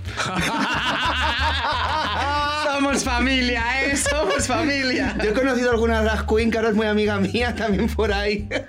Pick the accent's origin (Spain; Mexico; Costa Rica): Spain; soy la primera española